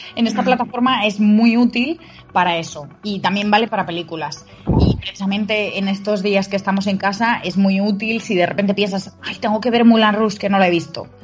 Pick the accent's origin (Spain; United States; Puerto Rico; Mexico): Spain; como españoles